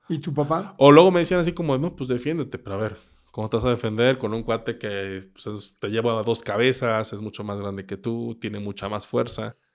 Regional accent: Querétaro, Mexico; also born or lived in Mexico City; Nací en Ciudad de México y... En Ciudad de México antes de que tuviera el año de edad, mis papás decidieron radicar en Querétaro, entonces pues, me vine para acá.

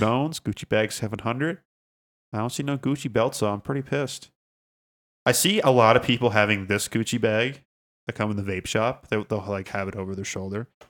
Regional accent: Canada; we're, we're Canadian

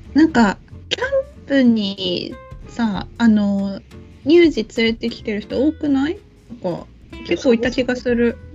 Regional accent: Okinawa, Japan; moved away; 沖縄今帰れない

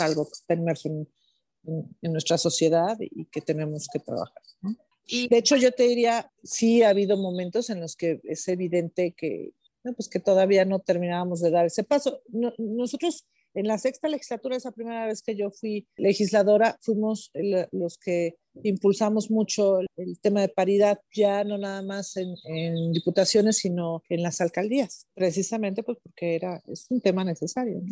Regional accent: Mexico; mi país

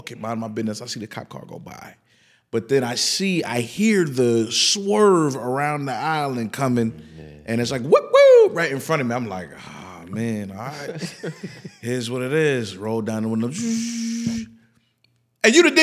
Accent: New York, United States; I'm from New York.

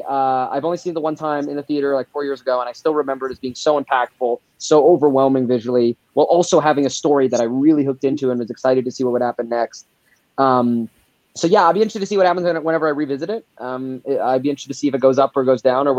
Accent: Alberta, Canada; I'm from Alberta, and that's where I am right now, and it's actually filmed in Alberta where I grew up.

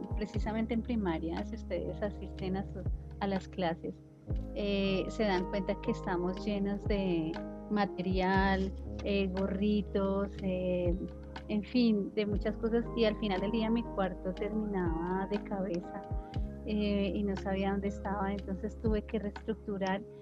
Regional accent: Tolima, Colombia; En mi casa, mis padres, nosotros somos del Tolima, y la gente del Tolima habla duro, habla fuerte.

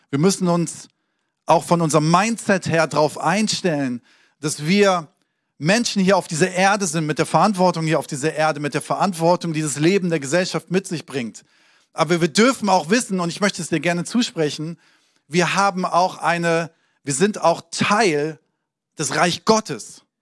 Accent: Hesse, Germany; also born or lived in Hamburg; So, ich bin in Hamburg geboren, habe da aber nicht viel gelebt, bin äh, in Hessen aufgewachsen

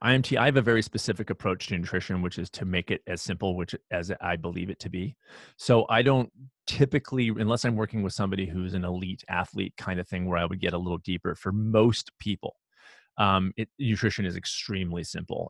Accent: Los Angeles, California, United States; also born or lived in San Diego / Houston; I grew up in Los Angeles and, and, um, for m, a lot of my life, and then San Diego and Houston

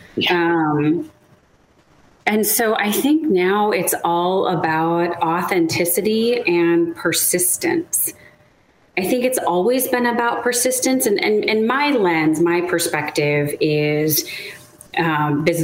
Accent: Chicago, Illinois, United States; moved away; also born or lived in Seattle / Southern California; I'm originally from the Midwest, so I'm a Chicagoan. I grew up outside of the city of Chicago

